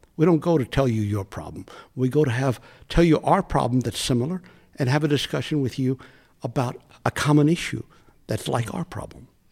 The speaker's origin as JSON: {"language": "English", "country": "United States", "tie": "born or raised there", "said": "I'm Mexican American, living in the United States, born in the U.S."}